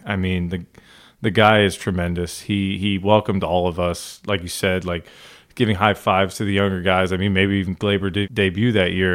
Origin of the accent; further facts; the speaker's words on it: Northeast, United States; I grew up in the Northeast